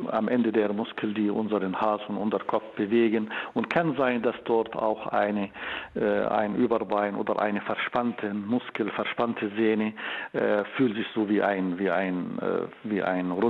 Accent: Jordan; German is a second language; also born or lived in Bulgaria; now in Berlin, Germany; Ich komme aus Jordanien. Ja. Äh, ich habe meine Ausbildung in Bulgarien und in Deutschland absolviert äh, für Medizin und für Neurochirurgie. Und seit 20 Jahren hm, habe ich die Avicenna Klinik hier in Berlin

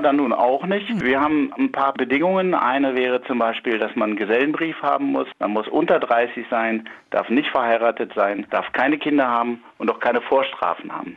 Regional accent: Wolfsburg, Lower Saxony, Germany; ich habe meine Heimat schätzen gelernt und ich bin total gerne in Wolfsburg und ich bin gerne nach Hause gekommen.

